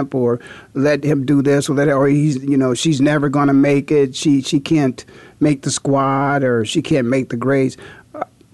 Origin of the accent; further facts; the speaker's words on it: Canton, Ohio, United States; growing up in Canton, Ohio, young student-athlete with aspirations to maybe go on to college and play ball in college